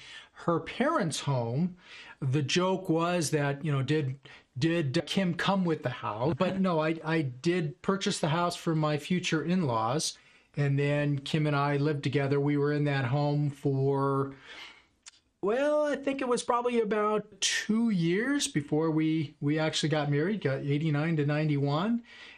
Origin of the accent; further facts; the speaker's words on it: Los Angeles, California, United States; moved away as an adult; also born or lived in New York; now in Reno, United States; I could say that I'm from the West Coast. I grew up in the Los Angeles area and attended college down in Southern California as well.